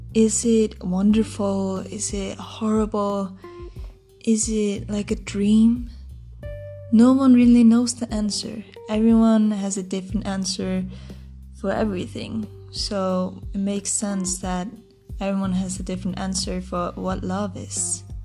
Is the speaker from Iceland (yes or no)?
yes; Iceland; English is a second language; I'm also from Iceland, so my English isn't um, the best